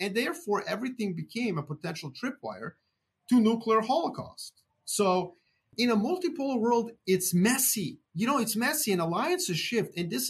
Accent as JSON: {"language": "English", "country": "Serbia", "said": "I'm from Serbia"}